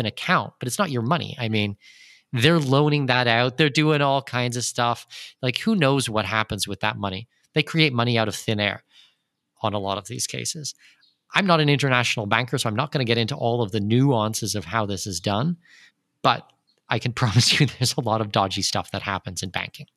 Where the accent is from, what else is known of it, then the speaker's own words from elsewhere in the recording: southwestern Ontario, Canada; moved away as an adult; also born or lived in Germany / United Arab Emirates / Brazil; now in Panama; I'm born and raised in southwestern Ontario